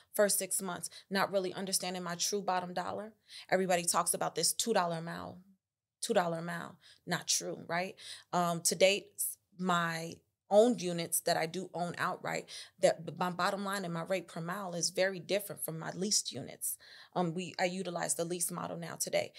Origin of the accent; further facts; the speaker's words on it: Chicago, Illinois, United States; moved away as an adult; also born or lived in Tuscaloosa, Alabama; originally I was born on the north side of Chicago, raised on the north side of Chicago, um, Lakeview, Uptown area.